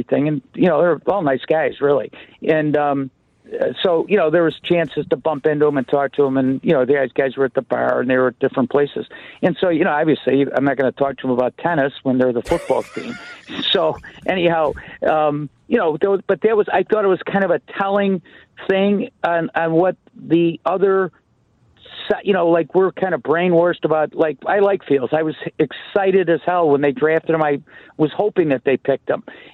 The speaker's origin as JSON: {"language": "English", "town": "Chicago", "region": "Illinois", "country": "United States", "said": "I'm from Chicago"}